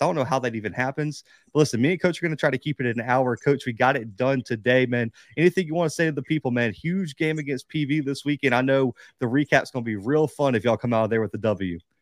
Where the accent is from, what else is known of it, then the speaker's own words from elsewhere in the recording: the South, United States; I'm from the South.